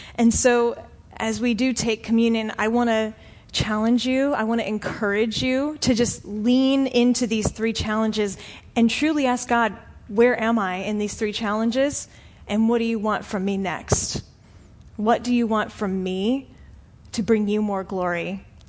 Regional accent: Florida, United States; I'm from Florida. I've lived here for like 20 something years of my life.

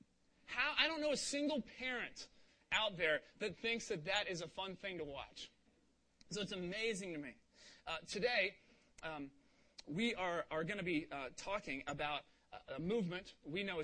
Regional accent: Cincinnati, Ohio, United States; moved away; I grew up in Cincinnati, Ohio

